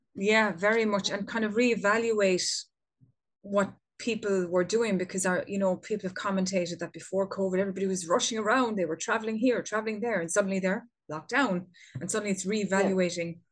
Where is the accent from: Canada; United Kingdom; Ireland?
Ireland; here in my home country of Ireland